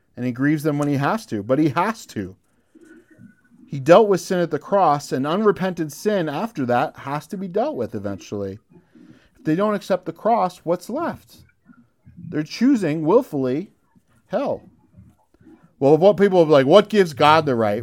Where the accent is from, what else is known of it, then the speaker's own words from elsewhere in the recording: United States; As American